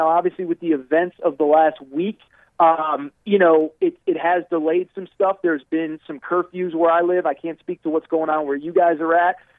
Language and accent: English; Connecticut, United States; John knows this, but I'm from Connecticut originally. My mom lives in Connecticut.